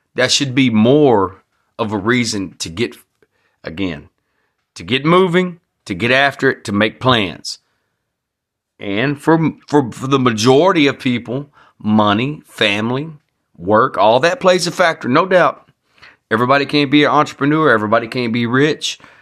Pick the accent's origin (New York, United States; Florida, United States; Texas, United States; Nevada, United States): Texas, United States; I'm proud to be a Texan